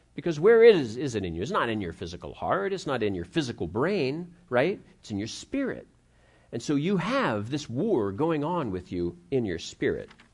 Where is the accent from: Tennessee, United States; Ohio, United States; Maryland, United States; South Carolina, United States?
Ohio, United States; I grew up in Ohio